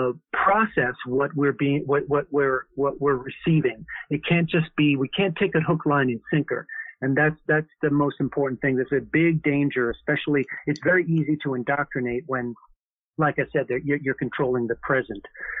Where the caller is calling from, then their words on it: Minnesota, United States; Yeah, I live in Minnesota.